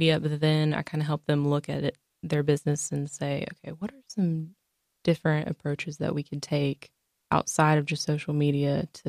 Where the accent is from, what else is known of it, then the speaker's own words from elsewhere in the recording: Concord, North Carolina, United States; also born or lived in Mount Pleasant; I had to kind of suck it up and move home, and because I grew up in Concord